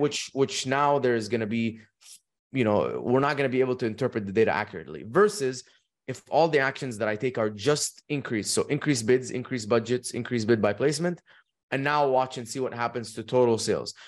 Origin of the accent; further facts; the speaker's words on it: Dubai, United Arab Emirates; moved away as an adult; also born or lived in Egypt / United States; I was born in Egypt, raised in Dubai. When I was eighteen